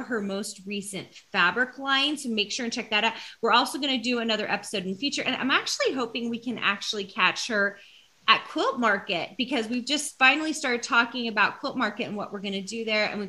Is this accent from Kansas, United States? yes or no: no; Tennessee, United States; moved away as an adult; now in Utah, United States; I'm from Tennessee originally